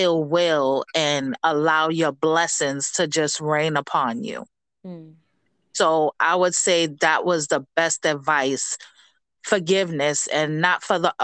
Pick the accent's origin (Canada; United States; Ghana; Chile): United States; New York City, New York; also born or lived in Paterson, New Jersey; moved to Spanish Harlem in the house. When I was 4 years old, and I grew up in, you know, the projects all of my life up until a few years ago